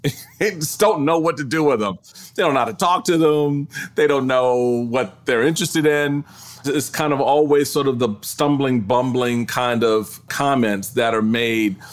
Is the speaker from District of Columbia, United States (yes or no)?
yes; Washington, District of Columbia, United States; also born or lived in Maryland; I was raised in Washington, D C.